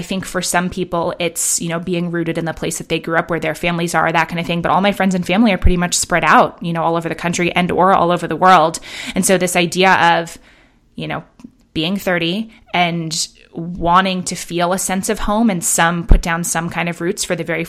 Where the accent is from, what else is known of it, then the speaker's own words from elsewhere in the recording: Manhattan, New York, United States; also born or lived in London; now in Bend, United States; I grew up in Manhattan and in London, you know, and then have lived in San Francisco and LA.